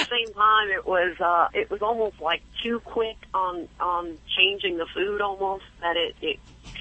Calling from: Jacksonville, Florida, United States; Jacksonville, Florida.

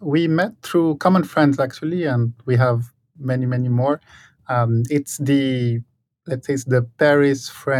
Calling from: Dubai, United Arab Emirates; I'm in Dubai.

